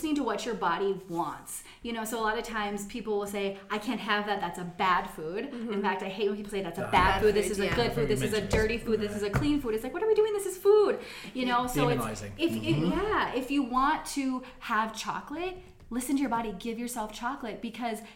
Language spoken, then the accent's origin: English; United States; I'm American here